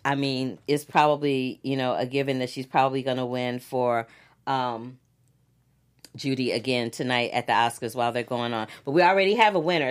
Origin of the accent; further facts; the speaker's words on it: Missouri, United States; I'm not a Missouri boy, but I'm from Missouri